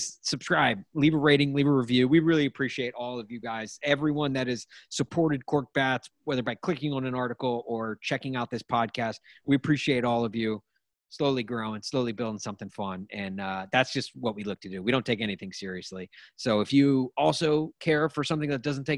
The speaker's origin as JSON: {"language": "English", "town": "Nashville", "region": "Tennessee", "country": "United States", "tie": "born or raised there", "moved": "yes", "said": "it's my hometown and I want to get back and, you know, just be in Nashville"}